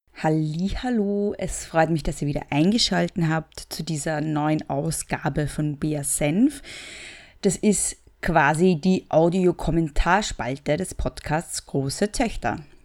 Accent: Austria; ich bin Österreicherin

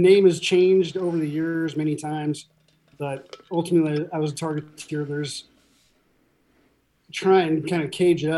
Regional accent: Huntington Beach, California, United States; moved away; born and raised in Huntington Beach

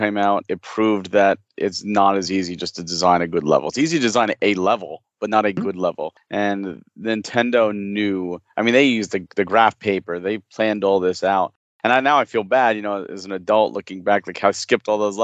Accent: Fair Lawn, New Jersey, United States; I'm in Jersey

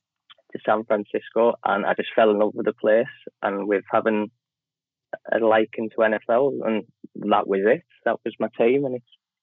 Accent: Middlesbrough, North East England, United Kingdom; I'm from Middlesbrough. I've been a Niners fan, about 10 years now.

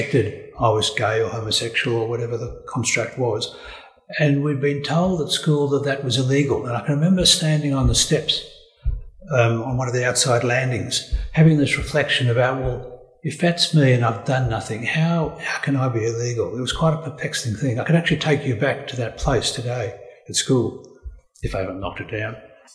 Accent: Melbourne, Victoria, Australia; also born or lived in Werribee / Dookie; I was born in Melbourne in the early 1950s, so I'm a baby boomer

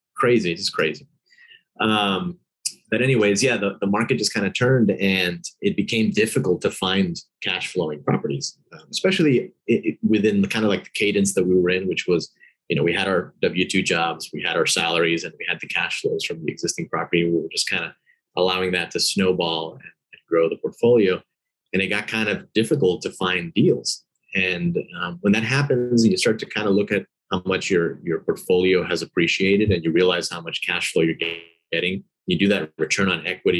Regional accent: Miami, Florida, United States; I grew up in Miami. I was born here, traditional Cuban immigrant family.

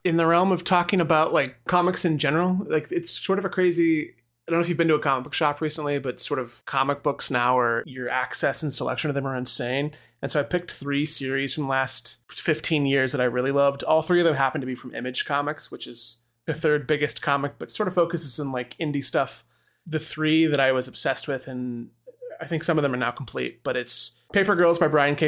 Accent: Tulsa, Oklahoma, United States; I'm from Tulsa, Oklahoma, where the opening of Watchmen takes place

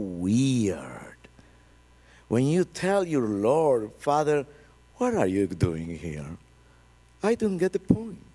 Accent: Colombia; English is a second language

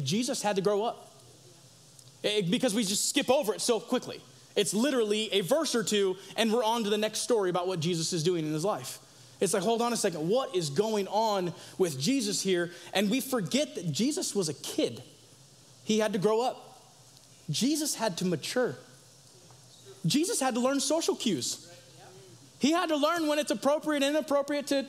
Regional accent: Sacramento, California, United States; also born or lived in Tampa Bay, Florida; now in Idaho, United States; I was born in Tampa Bay, Florida, right? However, my hometown where I grew up is Sacramento, California.

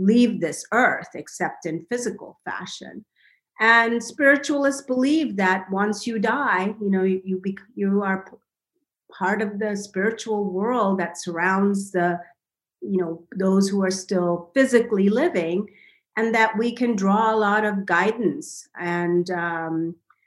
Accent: India; now in United States; I grew up in India

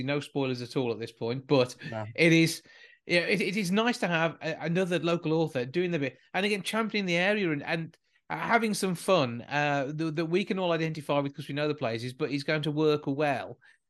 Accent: Short Heath, West Midlands, United Kingdom; I'm from Short Teeth

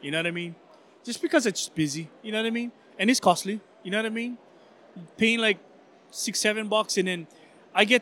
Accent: Hawaii, United States; we're all local. We're all Hawaiian. We're from Hawaii.

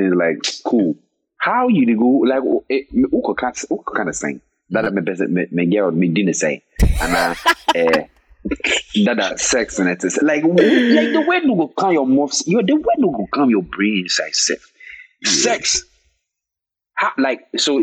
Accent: Ghana; I was raised as a Ghanaian child

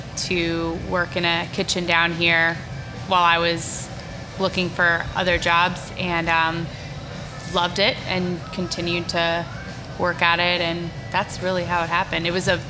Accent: Northwest New Jersey, United States; moved away as an adult; also born or lived in upstate New York; now in New Orleans, United States; I grew up mostly in Northwest New Jersey.

